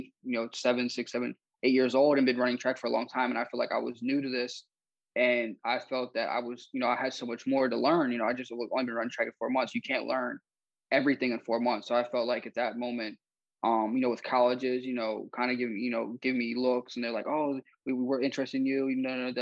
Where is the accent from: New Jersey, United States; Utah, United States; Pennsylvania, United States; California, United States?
Pennsylvania, United States; Philadelphia; my other friend, we're from the Philadelphia area